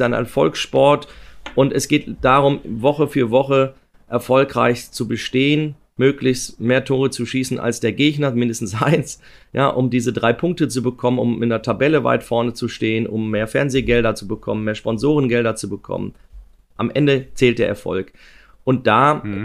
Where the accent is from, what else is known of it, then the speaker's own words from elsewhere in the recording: Ruhr area, North Rhine-Westphalia, Germany; ich bin aus dem Ruhrgebiet